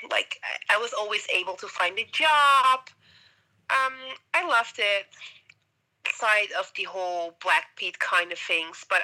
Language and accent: English; Amsterdam, North Holland, Netherlands; moved away as an adult; also born or lived in Suriname / California, United States; now in Montreal, Canada; the age of six till 30 um, in the Netherlands.